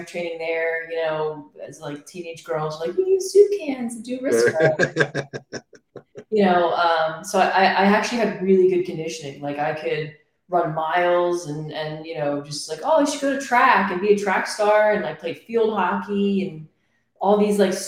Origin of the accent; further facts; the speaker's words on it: Philadelphia, Pennsylvania, United States; moved away as an adult; I'm from Pennsylvania, Philadelphia, Northeast. I have lived there my entire life up until my daughter was two